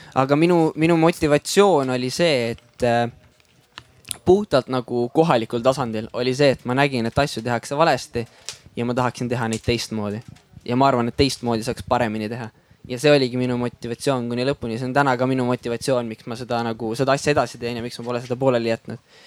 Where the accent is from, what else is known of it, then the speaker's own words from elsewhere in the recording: Väätsa, Järva County, Estonia; tegelikult ma olen pärit äh, siitsamalt äh, Väätsalt